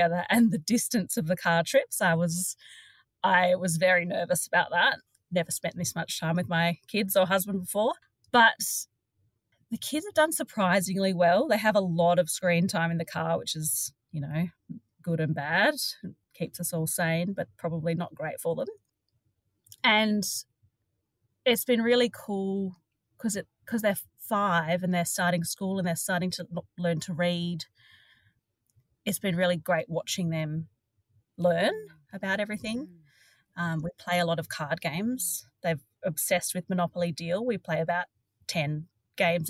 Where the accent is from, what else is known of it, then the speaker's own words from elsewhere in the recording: Sydney, New South Wales, Australia; I was born in Sydney and have only ever travelled little bits around Australia